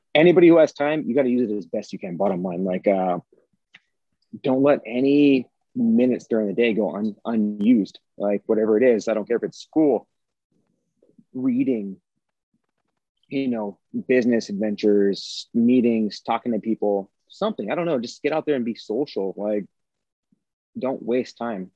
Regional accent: United States; I grew up here in the United States of America

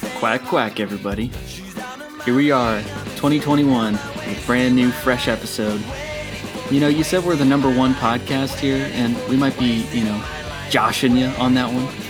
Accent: Florida, United States; growing up in Florida

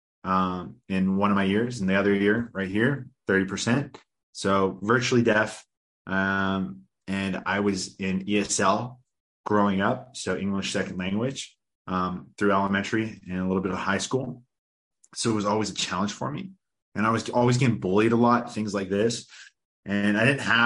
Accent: suburban area outside of Vancouver, British Columbia, Canada; I grew up in a kind of like a suburban area outside of Vancouver.

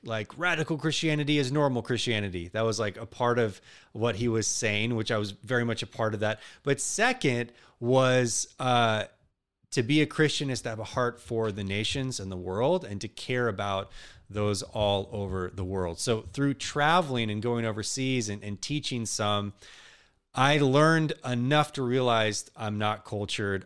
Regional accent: outside of Seattle, Washington, United States; also born or lived in Garland, Texas; We moved from the, uh, South, specifically Dallas, Texas area, Garland, to the Northwest outside of Seattle, where it rains all the time and constantly. But it's beautiful, but it's depressing. And I grew up there

